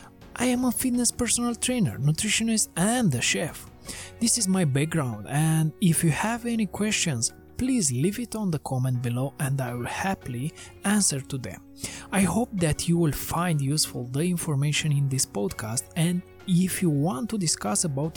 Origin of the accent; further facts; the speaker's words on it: Romania; moved away as an adult; now in London, United Kingdom; I come from Romania